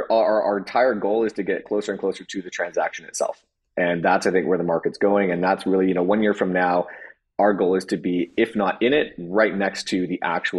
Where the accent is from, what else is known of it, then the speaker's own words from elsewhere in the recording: China; You know, I came from the business world. I grew up in China. I had no idea that that world even existed.